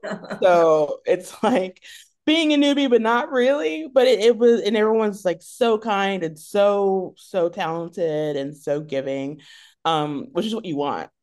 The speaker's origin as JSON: {"language": "English", "town": "Killeen", "region": "Texas", "country": "United States", "tie": "born there", "also_born_or_lived": "Italy / Germany / South Carolina", "said": "I was born in Texas, in Killeen, Texas. And shortly after that, my family moved to Europe. And so we moved to Italy, where my middle sister was born. Then we moved to Germany and then back to South Carolina for about a year."}